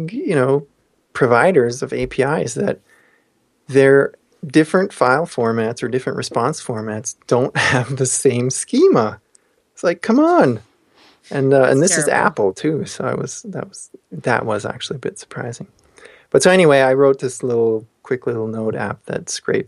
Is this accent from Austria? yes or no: yes; Austria; moved away; Austria, my hometown country